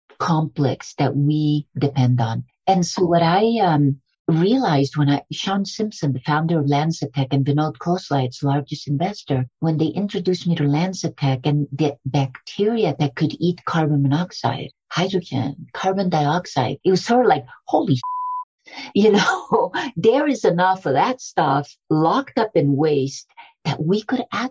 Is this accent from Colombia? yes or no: yes; Colombia; I was born in Colombia